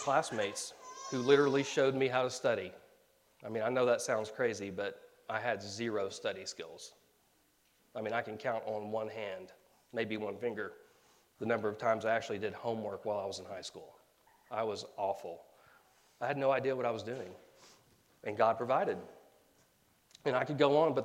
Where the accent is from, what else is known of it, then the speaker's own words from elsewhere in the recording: Tulsa, Oklahoma, United States; moved away as an adult; my hometown of Tulsa